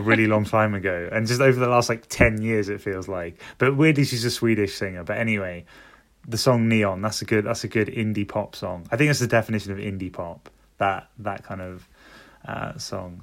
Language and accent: English; London, United Kingdom; I'm from London.